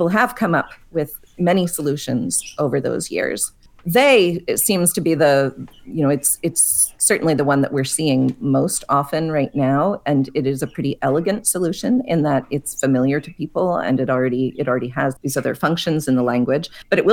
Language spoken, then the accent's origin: English; Pittsburgh, Pennsylvania, United States; I grew up in Pittsburgh. We would say yins.